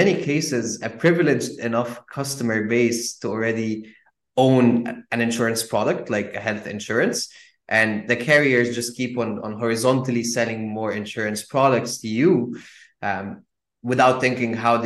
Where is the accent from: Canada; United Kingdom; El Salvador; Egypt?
Egypt; I come from Egypt